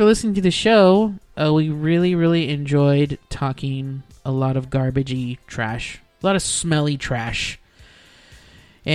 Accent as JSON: {"language": "English", "town": "Weslaco", "region": "Texas", "country": "United States", "tie": "born or raised there", "said": "Weslaco, Texas. My turf, my hometown"}